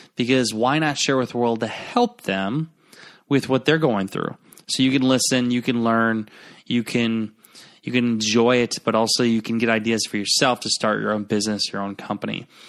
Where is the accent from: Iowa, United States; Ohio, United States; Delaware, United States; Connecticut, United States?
Iowa, United States; Garnavillo; my hometown, uh, where I'm recording now in Garnerville, Iowa.